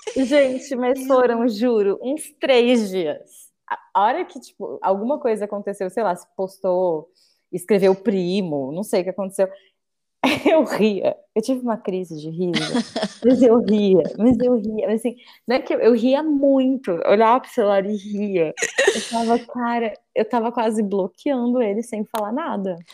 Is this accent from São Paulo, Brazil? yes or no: yes; Bauru, São Paulo, Brazil; cresci em Bauru